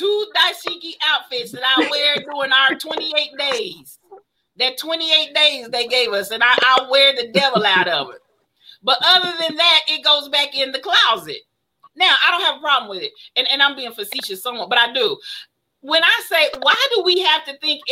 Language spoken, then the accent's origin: English; United States; I'm American.